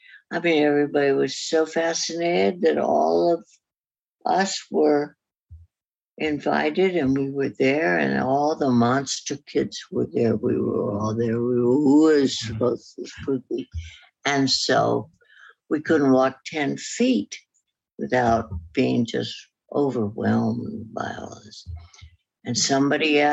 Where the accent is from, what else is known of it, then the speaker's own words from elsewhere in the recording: San Francisco, California, United States; also born or lived in Beverly Hills, Hollywood; I grew up in San Francisco after age 7.